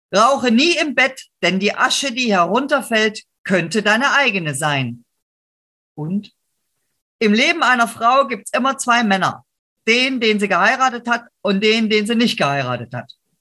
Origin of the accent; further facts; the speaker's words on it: Chemnitz, Saxony, Germany; moved away; heute heißt die Stadt Chemnitz. Meine Heimatstadt